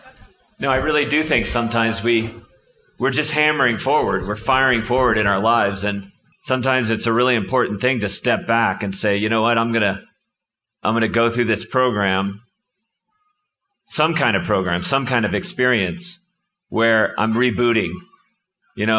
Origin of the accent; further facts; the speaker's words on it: Connecticut, United States; I grew up in Connecticut